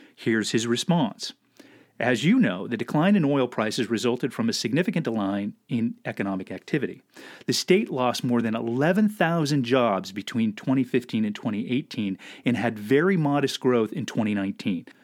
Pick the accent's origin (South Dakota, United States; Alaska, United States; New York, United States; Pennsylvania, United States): Alaska, United States; growing up in Alaska